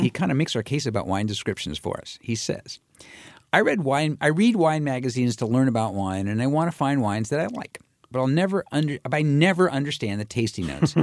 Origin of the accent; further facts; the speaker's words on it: California, United States; I come from California